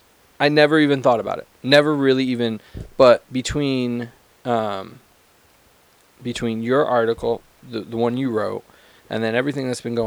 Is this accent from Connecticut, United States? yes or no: yes; Connecticut, United States; so I'm from Connecticut